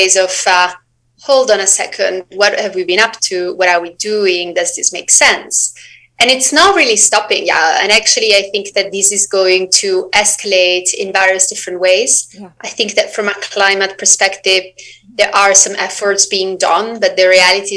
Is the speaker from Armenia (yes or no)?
no; Switzerland; moved away; I'm originally from Switzerland.